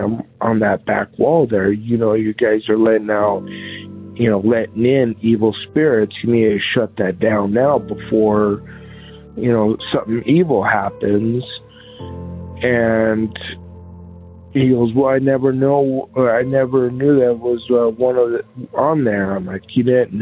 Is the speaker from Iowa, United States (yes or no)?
no; Seligman, Arizona, United States; moved away; also born or lived in Holbrook, Arizona; my hometown of Seligman, Arizona, and of Holbrook, Arizona, where I also lived